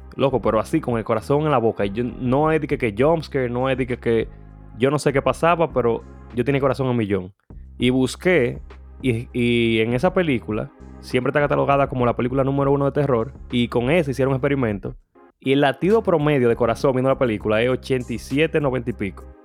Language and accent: Spanish; Santiago de los Caballeros, Santiago, Dominican Republic; en Santiago yo crecí en Baracoa